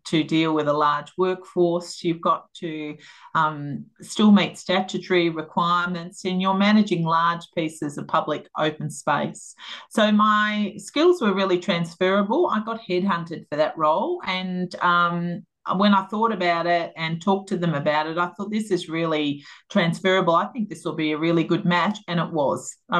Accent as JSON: {"language": "English", "town": "Melbourne", "region": "Victoria", "country": "Australia", "tie": "born or raised there", "said": "I grew up out in North Clayton and had, you know, long cherished that area of Melbourne"}